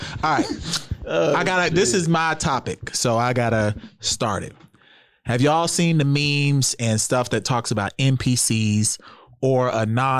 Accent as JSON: {"language": "English", "country": "United States", "said": "I'm American, man."}